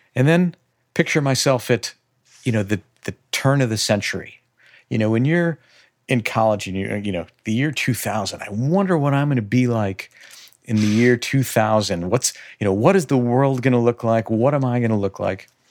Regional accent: Chicago, Illinois, United States; growing up on the north suburbs of Chicagoland, you know, I am as Midwest as you possibly can be.

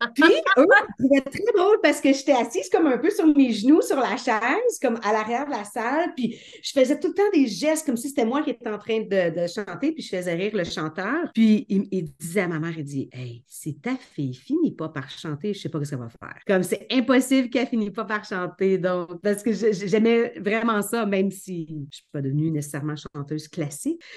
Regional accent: Beauharnois, Quebec, Canada; moved away as an adult; also born or lived in Toronto area, Ontario; now in Toronto, Canada; je viens d'une petite ville à l'extérieur de Montréal qui s'appelle Beauharnois. Euh, et c'est là où est-ce que je suis née

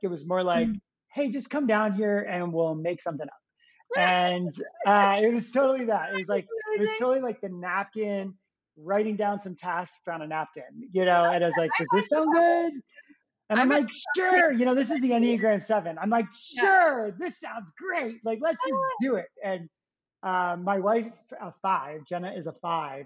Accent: New Jersey, United States; I grew up in New Jersey, uh, right outside of New York City, uh, about maybe like 20 minutes outside of the city

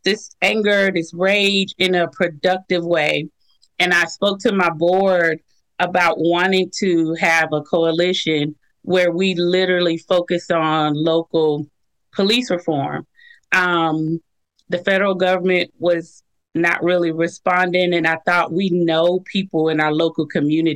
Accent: Jacksonville, Florida, United States; moved away as an adult; also born or lived in Syracuse, New York; now in Huntsville, United States; I was born in Syracuse, New York. I grew up in Jacksonville, Florida. And now I'm here in Huntsville, Alabama

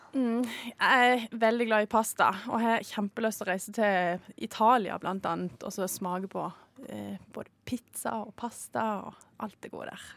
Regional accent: Lyngdal, Agder, Norway; som dere hører, så er jeg jo fra Sørlandet. En bitte liten plass som heter Lyngdal.

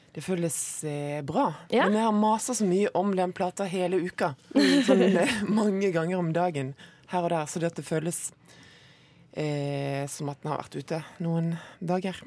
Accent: Moi, Rogaland, Norway; det er sånn man staver det på Moi, der jeg kommer fra

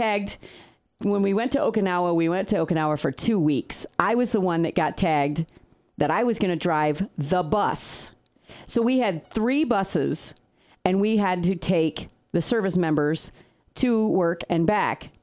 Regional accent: United States; also born or lived in Peru; I was in the States. I grew up in the States.

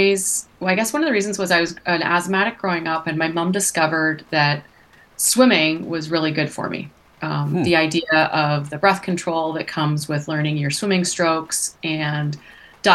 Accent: Toronto, Ontario, Canada; I grew up in the Toronto area. So in Canada, in southern Ontario

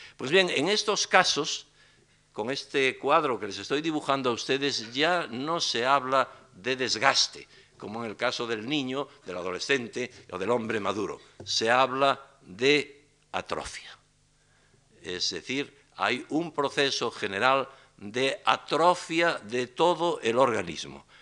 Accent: Galicia, Spain; los gallegos no lo enfermamos ni envejecemos

